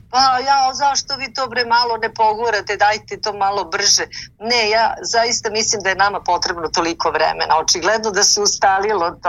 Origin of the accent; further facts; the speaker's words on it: Niš, Nišava District, Serbia; u Nišu, to ću vam Divno. otkriti, u mom rodnom gradu.